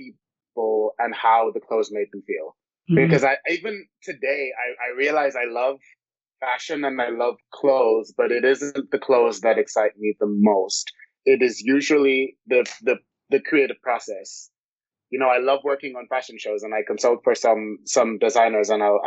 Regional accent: Jamaica; I grew up in a household where my grandfather was a tailor and my grandmother was a dressmaker.

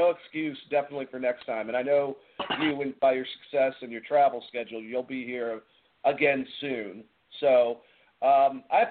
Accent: Boston, Massachusetts, United States; accent: Boston; now in Georgia, United States; my original Boston accent

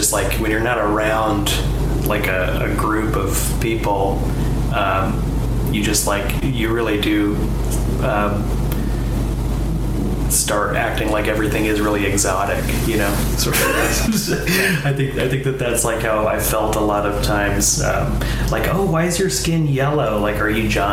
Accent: Portland, Oregon, United States; I grew up in Portland, and so there's not really like a strong Jewish cultural presence here

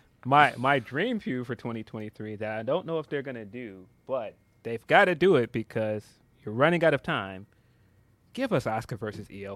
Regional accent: Chicago, Illinois, United States; I am a Chicagoan

